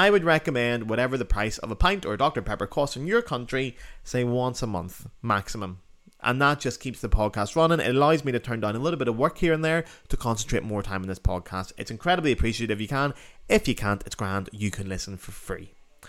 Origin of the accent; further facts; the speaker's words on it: Northern Ireland, United Kingdom; my accent starts to slip back to my natural accent as I'm back home in Northern Ireland